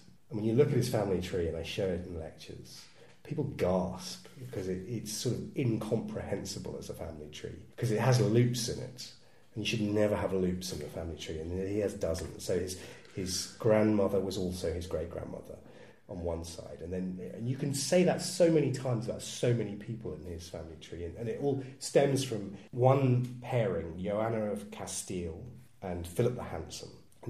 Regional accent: East of England, United Kingdom; including if I'm from Suffolk, thank you very much

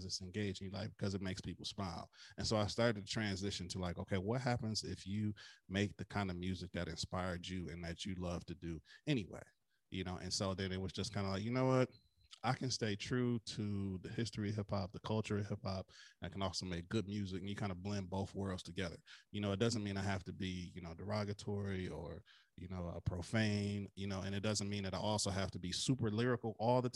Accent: Flint, Michigan, United States; my hometown of Flint, Michigan

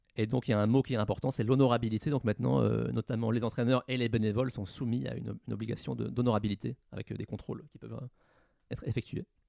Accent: Normandy, France; chez moi en Normandie

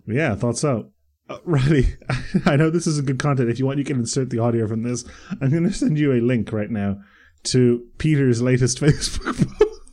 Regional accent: Bray, Leinster, Ireland; I grew up in Bray

